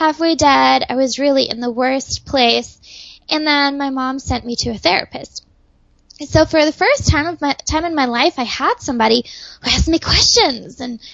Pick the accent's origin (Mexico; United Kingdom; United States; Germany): Germany; moved away; I was growing up in Germany